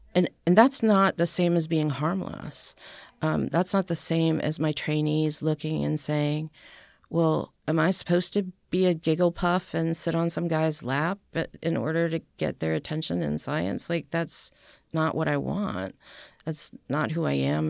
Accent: New Hampshire, United States; born or raised there; also born or lived in Boston, Massachusetts / St. Louis, Missouri / Philadelphia / Pittsburgh; now in Nashville, United States

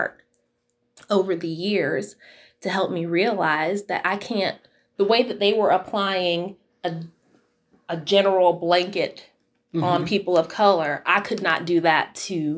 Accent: Utah, United States; also born or lived in Florida; we moved to Utah from Florida when I was 8 years old

